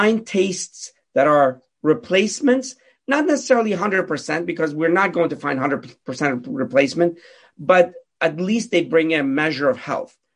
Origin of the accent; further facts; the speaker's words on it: Pittsburgh, Pennsylvania, United States; I grew up in Pittsburgh